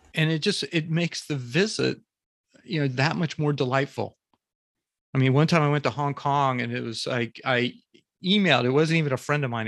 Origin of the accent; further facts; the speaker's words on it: Jacksonville, Florida, United States; I grew up in Florida, in Jacksonville, Florida, which is the northeast part of the s, part of the state